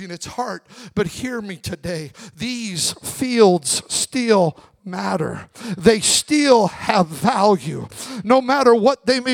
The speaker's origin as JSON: {"language": "English", "area": "Magic Valley", "region": "Southern Idaho", "country": "United States", "tie": "born or raised there", "said": "I grew up in the Magic Valley of Southern Idaho"}